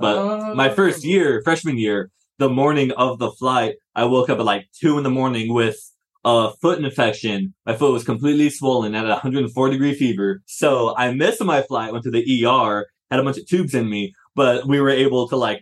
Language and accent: English; Chandler, Arizona, United States; also born or lived in Bend, Oregon; I was born in Arizona. When I was like 3, I moved to Oregon to Bend for a couple of years. I was there for like 5 years and moved back to Arizona when I was like 8. So I'm basically an Arizona boy with a little touch of Oregon.